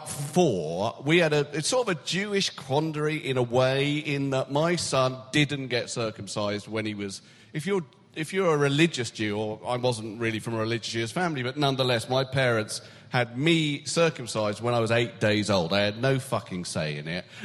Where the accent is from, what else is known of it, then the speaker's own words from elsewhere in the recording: United Kingdom; I can't. I am a British male celebrity